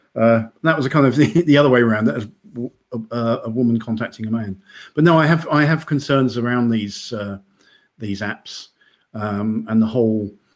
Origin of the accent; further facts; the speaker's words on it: United Kingdom; now in Denmark; I'm British